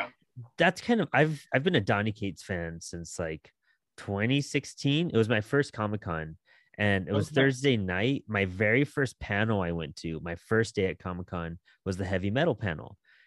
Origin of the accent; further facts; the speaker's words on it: El Paso, Texas, United States; I'm from Texas. I'm in El Paso, Texas.